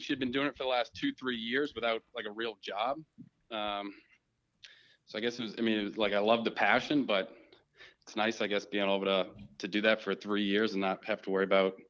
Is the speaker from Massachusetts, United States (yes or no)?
yes; Walpole, Massachusetts, United States